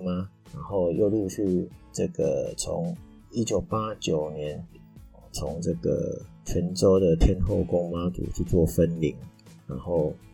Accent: Taiwan; 我们台湾人

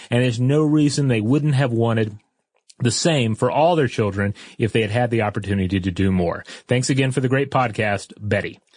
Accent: China; I thought I'd share some experiences from growing up in China as an only child in the '90s.

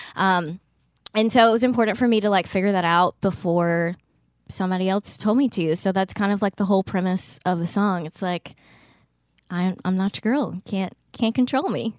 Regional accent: Gardendale, Alabama, United States; moved away as an adult; now in Nashville, United States; I'm from Birmingham, but, um, actually from, like, a suburb of Birmingham. It's called Gardendale

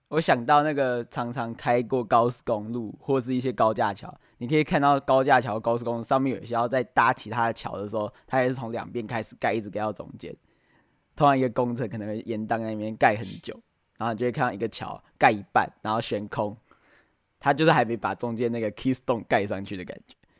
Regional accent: Taiwan; 我们台湾应该非常有感嘛，前一阵子啊，面临的停水啊，然后又缺电能源问题

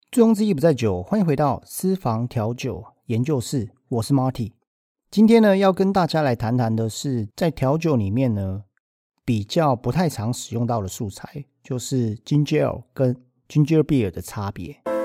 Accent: Taiwan; 我们台湾人

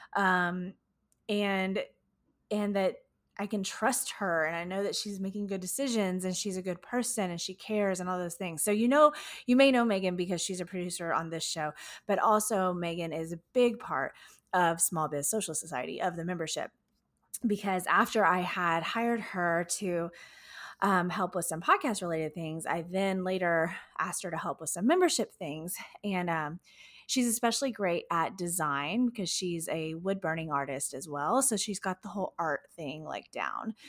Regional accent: Houston, Texas, United States; my, my hometown, Houston, Texas.

